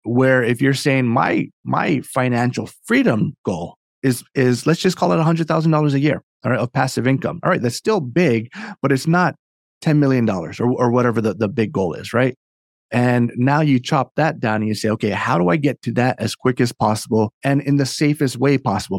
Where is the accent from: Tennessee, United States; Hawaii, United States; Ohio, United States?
Hawaii, United States; now in Northern Virginia, United States; I'm from Hawaii originally, and so my, my story, uh, kinda origin starts there. I grew up in a very, um, entrepreneurial family.